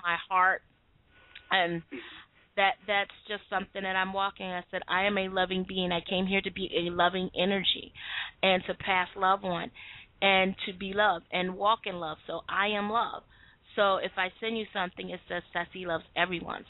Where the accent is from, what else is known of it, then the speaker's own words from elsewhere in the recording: United States; I'm from America